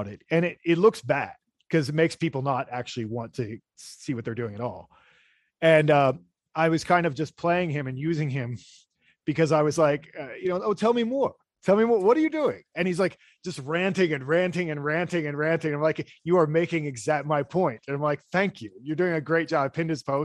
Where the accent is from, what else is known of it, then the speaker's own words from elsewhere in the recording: Pennsylvania, United States; moved away; also born or lived in New York City; I'm from Pennsylvania, Pennsylvania Dutch, and so German, and German and English and whatever.